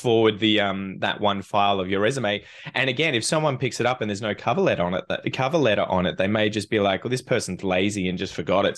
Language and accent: English; Australia; as an Australian